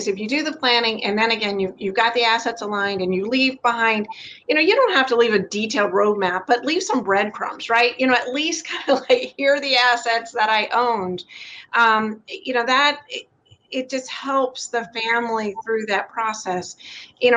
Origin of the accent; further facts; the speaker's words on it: the South, United States; I grew up in the South